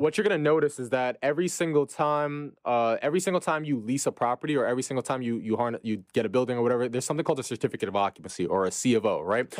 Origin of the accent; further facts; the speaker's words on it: New York City, New York, United States; born and raised in Brooklyn, New York.